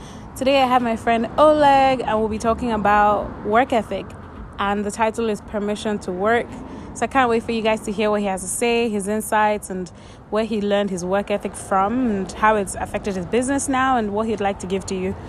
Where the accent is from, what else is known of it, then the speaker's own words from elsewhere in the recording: Nigeria; now in Portland, United States; As a Nigerian, I grew up with the mindset of people do different things all the time.